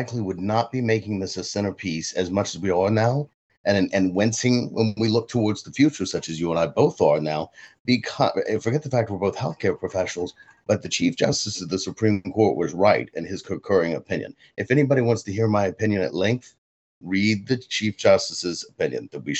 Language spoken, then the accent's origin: English; Louisiana, United States; I'm from Louisiana. I love Louisiana.